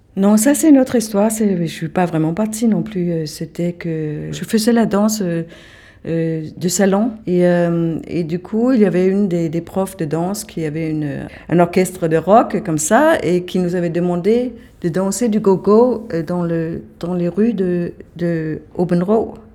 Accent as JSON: {"language": "French", "town": "Kolding", "region": "Southern Denmark", "country": "Denmark", "tie": "born or raised there", "second_language": "French", "moved": "yes", "lives_now": "France", "said": "je me suis, jamais sentie euh, chez moi à Colding"}